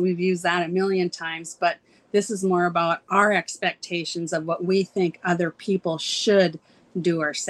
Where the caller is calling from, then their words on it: Ferndale, California, United States; I am calling in from Ferndale, California, which is very northern part of California.